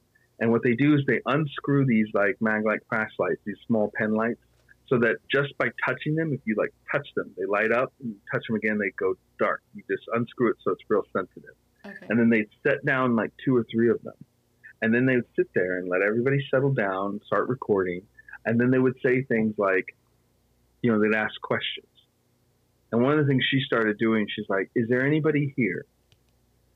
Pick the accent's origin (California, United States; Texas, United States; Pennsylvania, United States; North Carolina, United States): California, United States; Petaluma; I grew up here in Petaluma and I grew up here at the Phoenix Theater